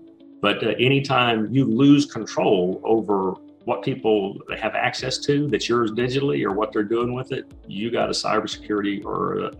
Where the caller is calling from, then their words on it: Dallas, Texas, United States; I'm in the Dallas, Texas area.